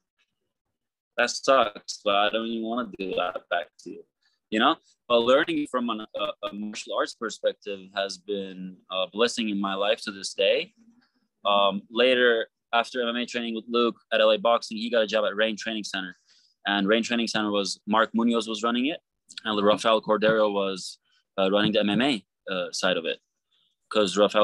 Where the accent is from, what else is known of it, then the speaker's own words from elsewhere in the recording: Istanbul, Turkey; now in United States; I grew up in Istanbul, Turkey